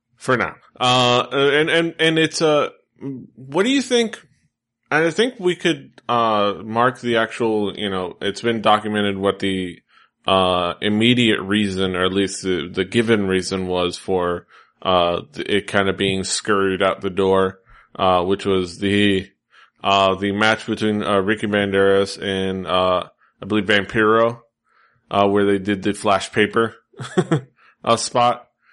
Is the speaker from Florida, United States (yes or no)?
yes; Miami, Florida, United States; I am from the Southeast, uh, Miami.